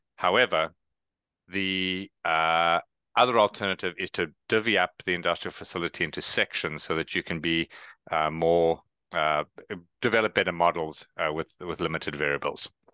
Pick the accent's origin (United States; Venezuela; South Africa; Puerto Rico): South Africa; moved away; also born or lived in Canada; I am originally from South Africa, which is why I have the accent and no one else does